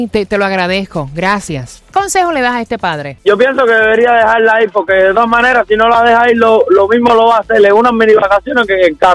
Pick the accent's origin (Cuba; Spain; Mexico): Cuba; Yo soy cubana y estoy muy de acuerdo